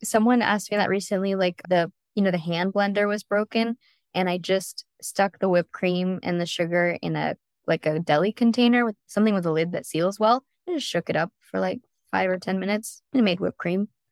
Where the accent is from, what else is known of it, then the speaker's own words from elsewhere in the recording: San Diego, California, United States; now in Orange County, United States; I'm from San Diego, so I grew up on plenty of Mexican food.